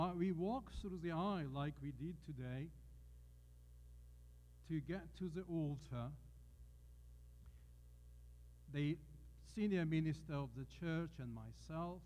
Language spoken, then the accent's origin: English; Georgia; I come from Georgia